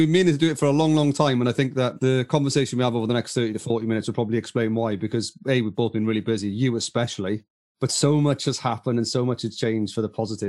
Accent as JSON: {"language": "English", "area": "Welsh", "region": "Wales", "country": "United Kingdom", "said": "as a Welshman"}